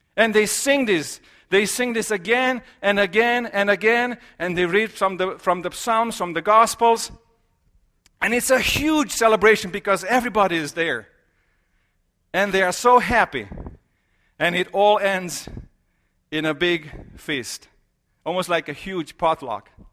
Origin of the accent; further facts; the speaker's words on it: Romania; moved away; I am from Romania